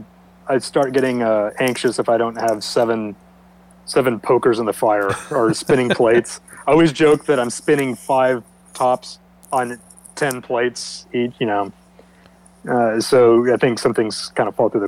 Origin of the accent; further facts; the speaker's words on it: Fort Worth, Texas, United States; also born or lived in Denton, Texas; now in Dallas, United States; I've been a lifelong Texan. I was born in Fort Worth